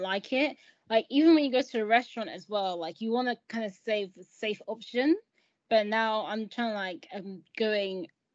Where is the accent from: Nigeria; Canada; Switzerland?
Nigeria; moved away; I'm originally from Nigeria too